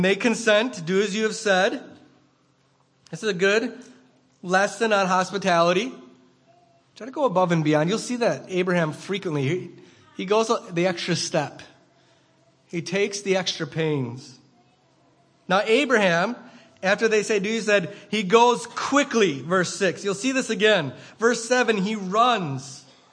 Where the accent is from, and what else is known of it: United States; also born or lived in Rhinelander, Wisconsin